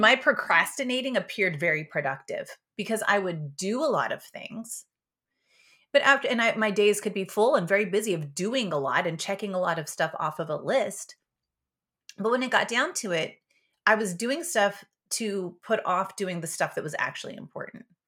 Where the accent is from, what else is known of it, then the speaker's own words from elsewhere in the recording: Yakima, Washington, United States; I was born in Yakima, Washington, but not on a farm. But I was, I was raised on a berry farm